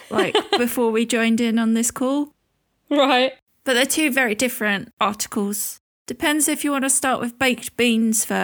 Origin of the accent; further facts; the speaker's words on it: United Kingdom; We're so British, aren't we?